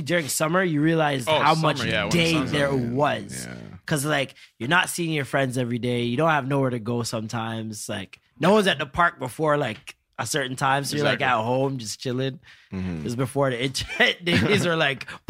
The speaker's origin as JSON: {"language": "English", "town": "Toronto", "region": "Ontario", "country": "Canada", "tie": "born or raised there", "also_born_or_lived": "Maple, Ontario / Jamaica (family)", "said": "we moved from Scarborough to Maple."}